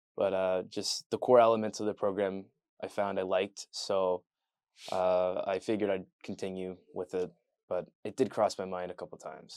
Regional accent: Leamington, Ontario, Canada; moved away; I'm from a town called Leamington, Ontario

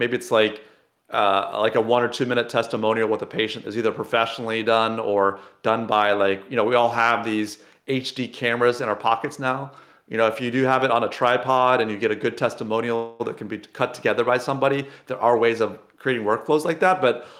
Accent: Illinois, United States; I grew up near Sydney, Illinois, right?

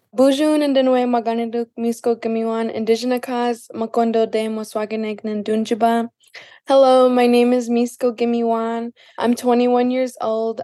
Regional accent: Lac du Flambeau, Wisconsin, United States; I'm Bear Clan from Lac-de-Flambeau, Wisconsin

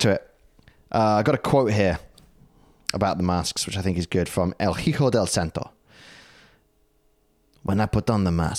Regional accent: United Kingdom; now in Australia; I'm British.

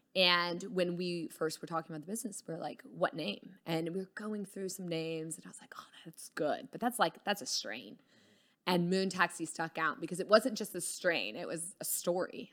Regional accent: Dallas, Texas, United States; also born or lived in Houston / Colorado; just grew up around Dallas through college and stuff

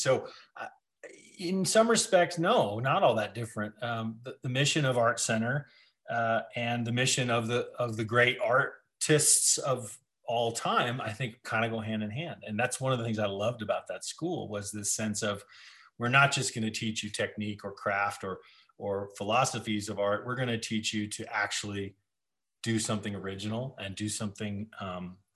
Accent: Denver, Colorado, United States; I grew up in Denver and on this ranch

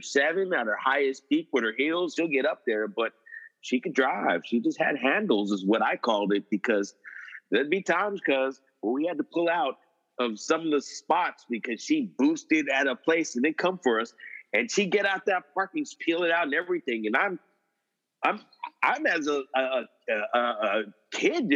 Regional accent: San Francisco, California, United States; I grow up in the mission

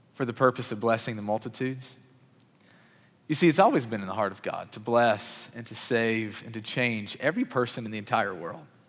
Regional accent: Murray, Kentucky, United States; I grew up in Murray, Kentucky

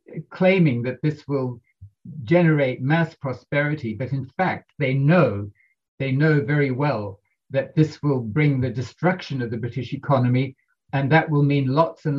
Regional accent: New Zealand; I'm from New Zealand.

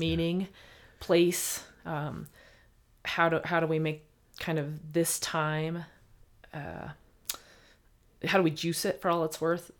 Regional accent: Bloomington, Indiana, United States; growing up in Bloomington, Indiana

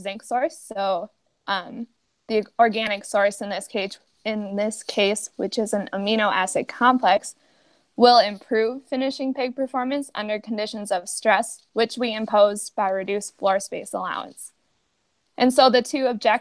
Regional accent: Fergus Falls, Minnesota, United States; I grew up in Fergus Falls, Minnesota, on a small hobby farm

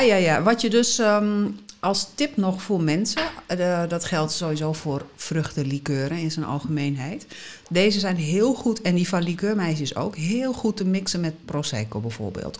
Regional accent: Netherlands; moved away as an adult; also born or lived in Southern Italy; toen ik terugkwam naar Nederland

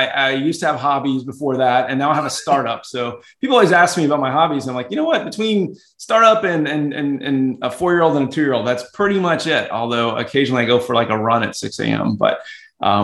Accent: Atlanta, Georgia, United States; moved away as an adult; also born or lived in Boston, Massachusetts; I was born in Atlanta, Georgia. So originally from the South, but moved up to the Northeast early in my career for grad school

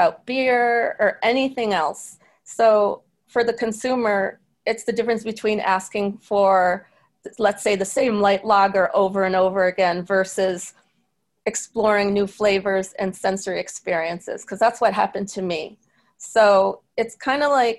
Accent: Syracuse, New York, United States; I'm from an Irish American town like Syracuse

